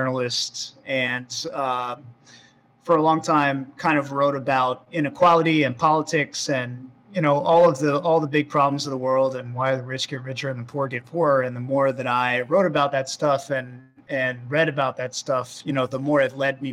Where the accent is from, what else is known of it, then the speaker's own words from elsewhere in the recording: Florida, United States; I grew up in Florida